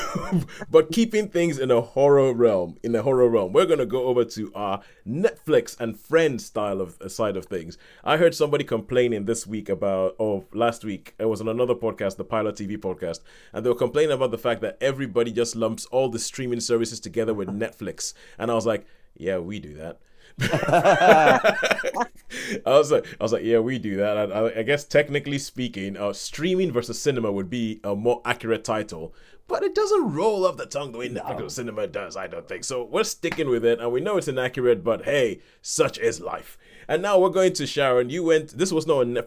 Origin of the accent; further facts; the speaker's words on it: Nigeria; I'm Nigerian